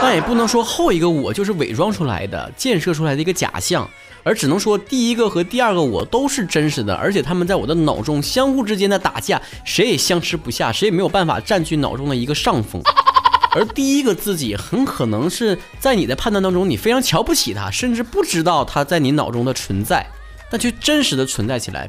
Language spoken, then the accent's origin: Chinese; Northeast China, China; accent: Northeastern (Dongbei) dialect; 我就是东北人